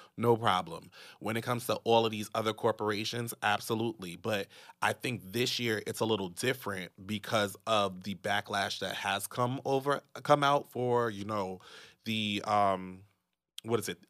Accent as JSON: {"language": "English", "country": "United States", "said": "being American"}